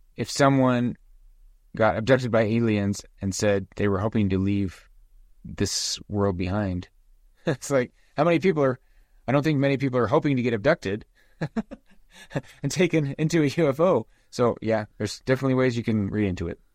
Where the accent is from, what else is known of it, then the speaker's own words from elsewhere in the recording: Nephi, Utah, United States; as a kid growing up in Nephi